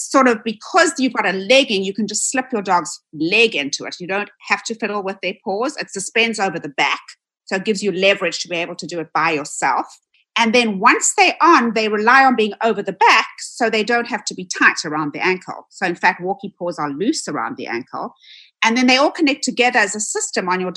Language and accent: English; South Africa; now in United States; I am originally from South Africa. You'll probably hear a bit of an accent. I moved to the United States in 1996